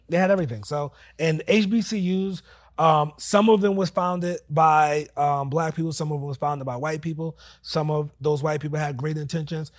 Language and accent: English; New Jersey, United States; moved away as an adult; now in Charlotte, United States; born and raised in Jersey